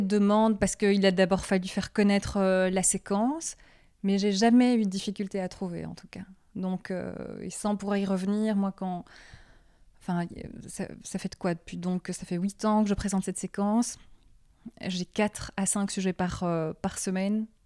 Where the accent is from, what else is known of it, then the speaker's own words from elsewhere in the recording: Brussels, Brussels-Capital Region, Belgium; je suis de Bruxelles. Je suis toujours restée à Bruxelles.